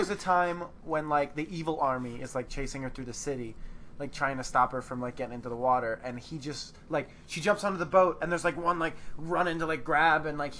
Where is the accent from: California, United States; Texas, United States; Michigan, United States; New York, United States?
Texas, United States; we're from Texas.